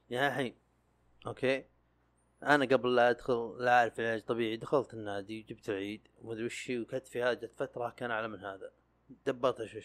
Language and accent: Arabic; Sakaka, Al Jawf Province, Saudi Arabia